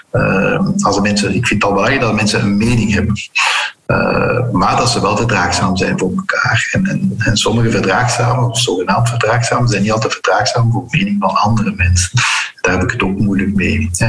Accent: Flanders, Belgium; Eh, Vlamingen zijn trouwens heel verdraagzaam. wij zijn als Vlamingen ook nooit imperialistisch geweest.

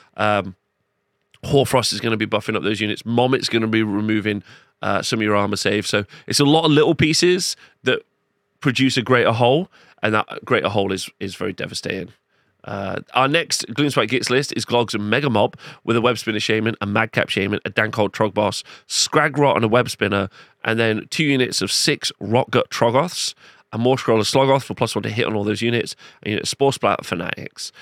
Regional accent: Nottingham, East Midlands, United Kingdom; in my hometown

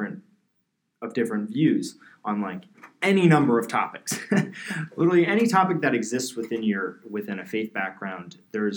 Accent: New Jersey, United States; I'm from New Jersey and my town was like pretty much Italian and Irish Catholic

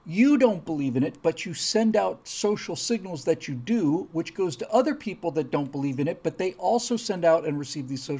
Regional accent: United States; also born or lived in New York; as an American

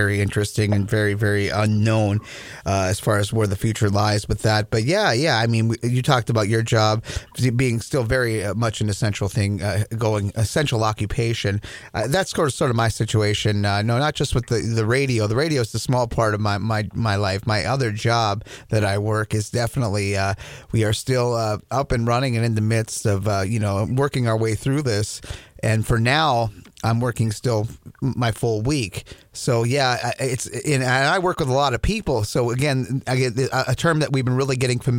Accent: Minnesota, United States; I'm from Minnesota.

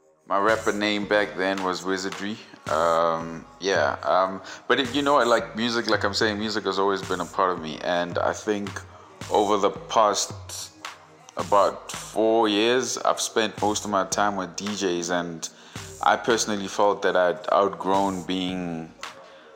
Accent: Vaal Triangle, Gauteng, South Africa; DJ, proudly born and raised in the Vowel Triangle. Definitely a proud product of the 016

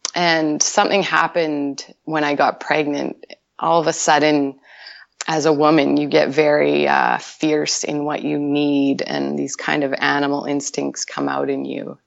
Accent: Winnipeg, Manitoba, Canada; moved away as an adult; also born or lived in Vancouver; I'm originally from Winnipeg, Manitoba

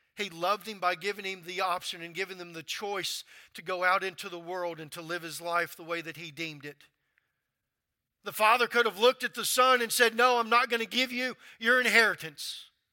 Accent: Louisiana, United States; moved away as an adult; also born or lived in North Carolina; I'm from Louisiana

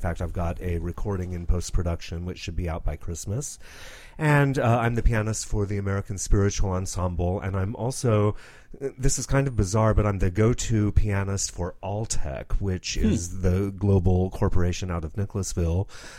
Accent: Rome, Lazio, Italy; I was raised in Rome, Italy, where my parents, who are evangelists, had a Protestant church in the shadow of the Vatican.

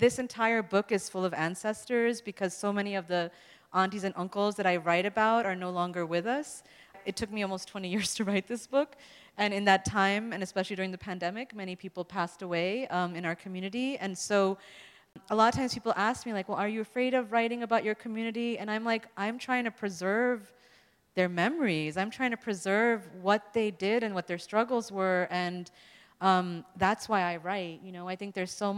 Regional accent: New York City, New York, United States; we're growing up in New York City

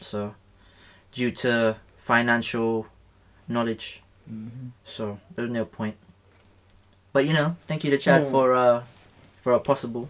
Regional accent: Philippines; moved away; "From the Philippines."

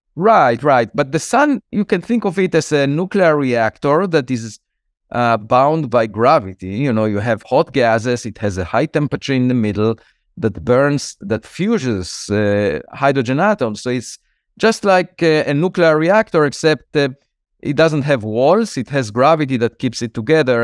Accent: Israel; moved away as an adult; now in United States; I was born in Israel

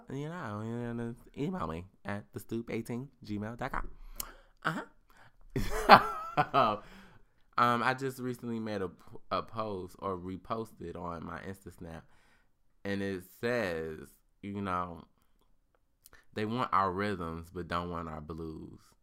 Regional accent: United States; I was born in America

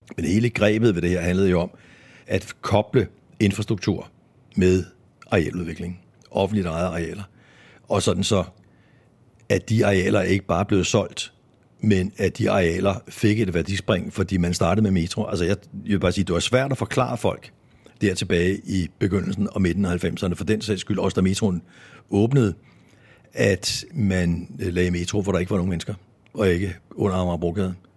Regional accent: Copenhagen, Capital Region of Denmark, Denmark; jeg er født og opvokset i København

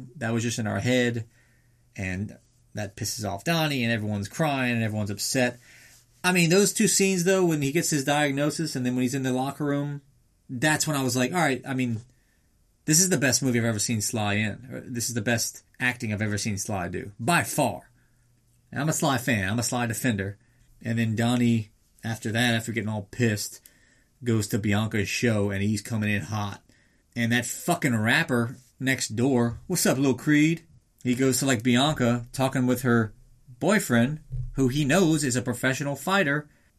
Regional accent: Liverpool, North West England, United Kingdom; So, we got to the press conference in Liverpool. Yes, we are from Liverpool.

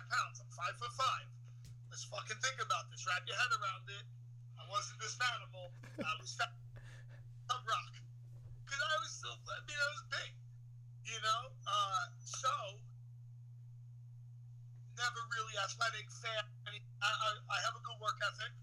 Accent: New York City, New York, United States; I'm from Brooklyn.

